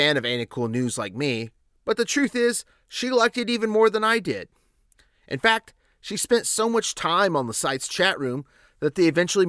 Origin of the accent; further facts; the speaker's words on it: North Carolina, United States; growing up in North Carolina in the 1990s